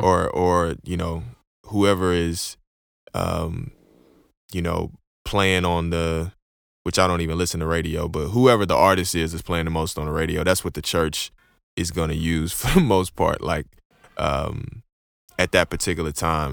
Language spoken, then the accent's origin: English; Houston, Texas, United States; now in Oklahoma, United States; I'm from Houston, as, as some of you guys that know me from my music know I'm from Houston